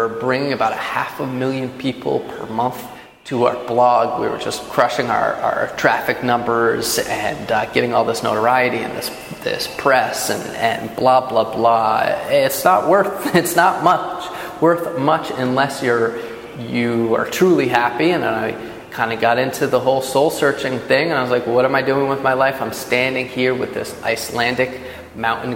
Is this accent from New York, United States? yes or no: yes; Poughkeepsie, New York, United States; I'm from Poughkeepsie, New York. Always grew up doing outdoor stuff